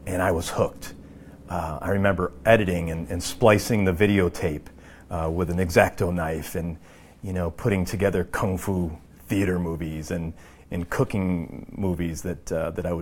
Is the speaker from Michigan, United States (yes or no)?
no; Binghamton, New York, United States; I am from Binghamton, New York, which is upstate New York, about 2.5 hours from New York City, born and raised.